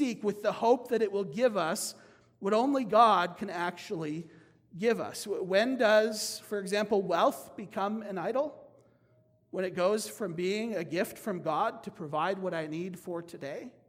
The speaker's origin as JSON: {"language": "English", "country": "United States", "said": "As American Christians"}